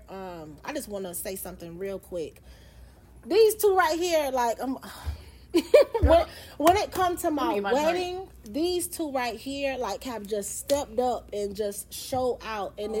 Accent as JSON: {"language": "English", "region": "Florida", "country": "United States", "tie": "born or raised there", "said": "in Florida my whole life."}